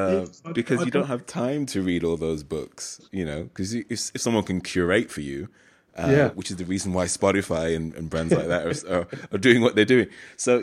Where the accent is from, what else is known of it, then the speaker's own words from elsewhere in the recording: Birmingham, West Midlands, United Kingdom; I'm from Birmingham, right?